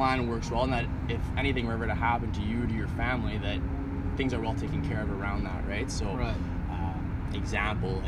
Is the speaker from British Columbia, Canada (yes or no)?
no; Montreal, Quebec, Canada; also born or lived in Ottawa; I'm born and raised in Montreal, so moved back here to this fair city